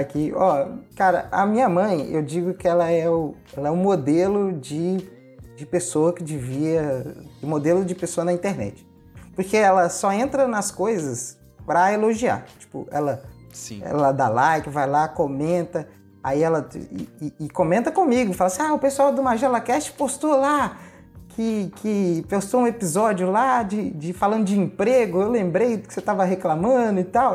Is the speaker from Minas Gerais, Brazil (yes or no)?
yes; Ipatinga, Minas Gerais, Brazil; Eu sou mineirinho. Eu. Ah. Eu nasci em Patinga, eu moro perto de Patinga